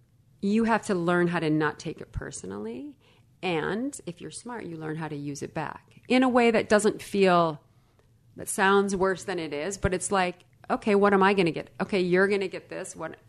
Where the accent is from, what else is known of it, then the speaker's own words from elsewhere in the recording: Illinois, United States; I grew up in Illinois, a small town, 1 hour or 60 miles west of Chicago. Blue collar family.